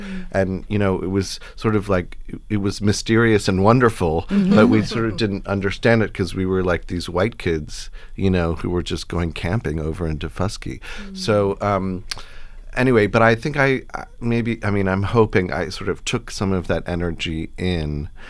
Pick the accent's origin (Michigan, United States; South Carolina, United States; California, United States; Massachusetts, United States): South Carolina, United States; Hilton Head Island; I grew up on Hilton Head